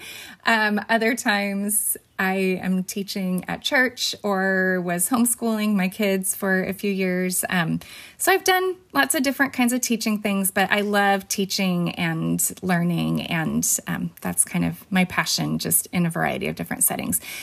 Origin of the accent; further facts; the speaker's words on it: Fresno, California, United States; also born or lived in Bakersfield, California / Peru; I was born in Bakersfield, which is two hours away from Fresno, and then moved to Fresno when I was four and lived here my entire life